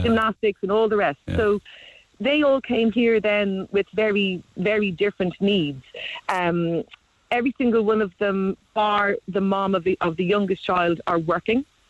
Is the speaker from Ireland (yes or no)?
yes; Cork, Munster, Ireland; I'm live in Cork. I'm from Cork